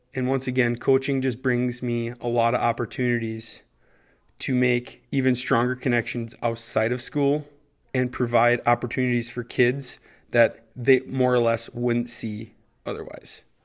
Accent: Bertha, Minnesota, United States; I'm actually from Bertha, Minnesota. It's a tiny little town

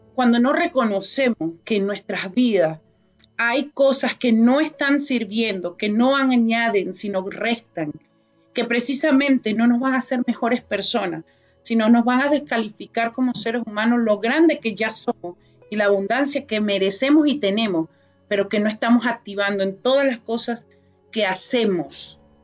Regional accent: Venezuela; moved away as an adult; now in Canada; Llegué a un país hace 22 años que es Canadá, vengo de Venezuela

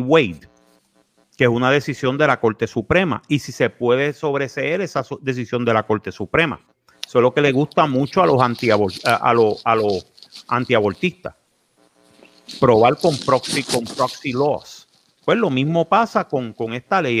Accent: Puerto Rico; Somos una colonia

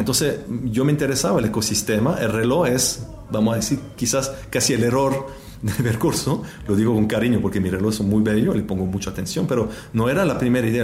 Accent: Neuchâtel, Switzerland; Spanish is a second language; del cantón de Neuchâtel, de donde yo vengo

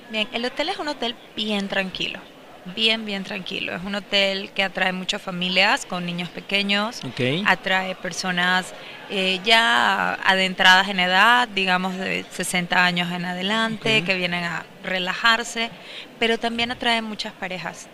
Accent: Panama; moved away as an adult; now in Puerto Vallarta, Mexico

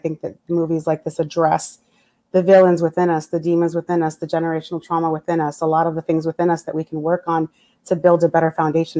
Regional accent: New York, United States; also born or lived in New Jersey / California; now in South Florida, United States; a Caucasian Colombian woman. So I have background living on the East Coast. I was born in New York, raised in New York and New Jersey, lived in California, and now living in South Florida.

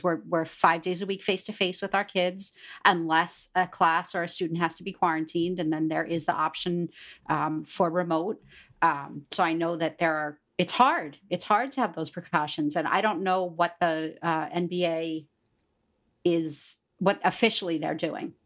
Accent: Pittsburgh, Pennsylvania, United States; moved away; also born or lived in Long Island, New York; I'm from Pittsburgh, Pennsylvania

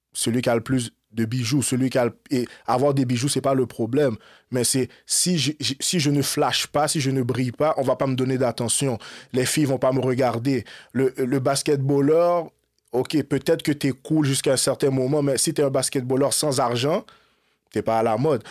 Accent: Montreal, Quebec, Canada; Moi, je suis né à Montréal en 1991. Je grandis, grandis à Montréal.

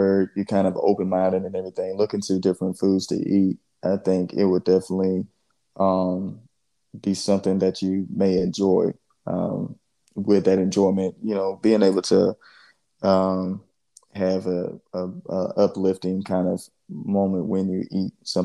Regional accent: Georgia, United States; I'm just from the South and everything, man. I grew up in Georgia.

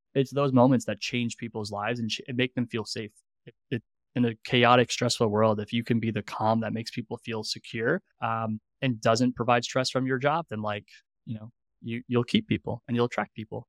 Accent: New York, United States; moved away; also born or lived in Columbus, Ohio; I'm from New York

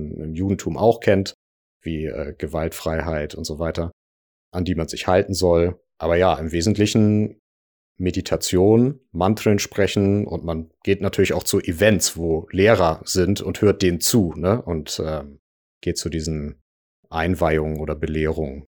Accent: Hamburg, Germany; Ich komme aus Hamburg

